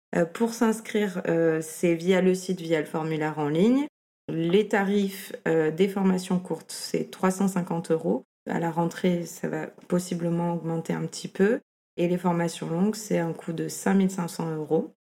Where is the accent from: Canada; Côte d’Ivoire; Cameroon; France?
France; Toulon, Provence-Alpes-Côte d'Azur; moved away as an adult; also born or lived in Lyon / Paris / Amsterdam; now in Marseille, France; Je suis née à Toulon, donc pas, pas à Marseille, mais pas loin. J'ai grandi à Toulon